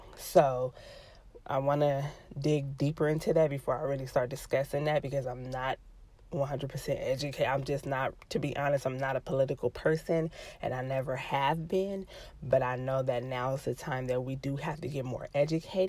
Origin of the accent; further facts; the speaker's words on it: Los Angeles, California, United States; I'm from